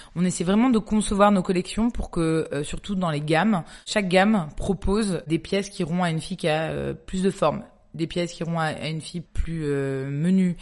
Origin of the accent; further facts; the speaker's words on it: Toulouse, Occitania, France; moved away as an adult; also born or lived in Paris; now in Marseille, France; je suis de Toulouse avec mon mari